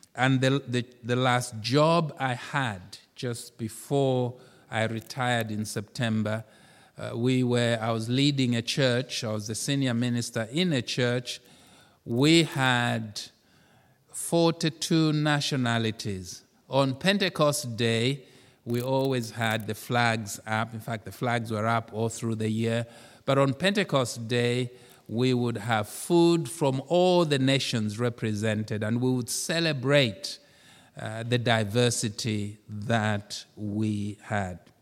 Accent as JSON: {"language": "English", "country": "Zambia", "moved": "yes", "said": "I come from Zambia"}